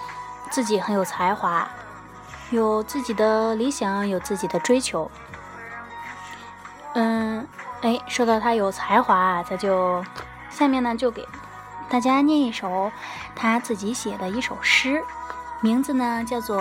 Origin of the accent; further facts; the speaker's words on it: Shandong, China; now in Tianjin, China; 我是山东人，但是生活在天津。然后今年考试考的是山东试卷。